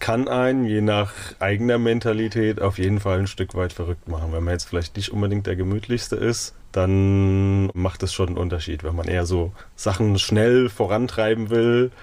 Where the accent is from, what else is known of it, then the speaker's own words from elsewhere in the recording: Bodenheim, Rhineland-Palatinate, Germany; also born or lived in Mainz / Zürich area, Switzerland; geboren in Mainz, aufgewachsen in Bodenheim